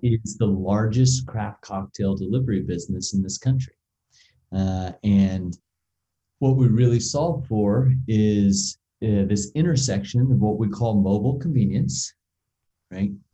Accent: United States; we as an American society

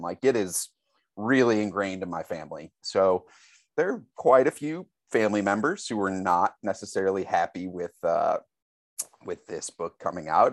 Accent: St. Louis, Missouri, United States; I grew up in Saint Louis, Missouri, so it's an incredibly Catholic town

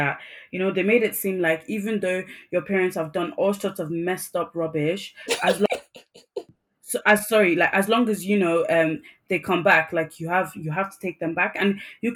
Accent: Nigeria; first language English; I'm Nigerian.

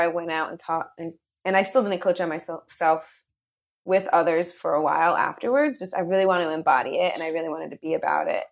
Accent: New Jersey, United States; I'm from New Jersey, born and raised, proud Jersey girl

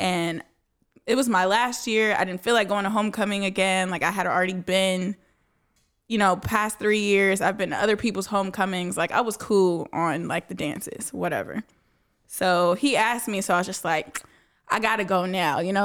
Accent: Dallas, Texas, United States; Born and raised in Dallas

